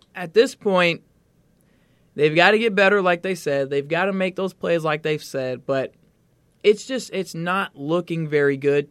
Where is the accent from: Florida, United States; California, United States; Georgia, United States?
Georgia, United States; Atlanta; I'm from Atlanta.